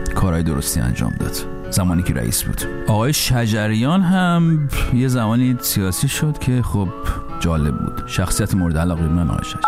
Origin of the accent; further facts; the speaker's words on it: Iran; moved away as an adult; من سالها پیش که از ایران بیرون می اومدم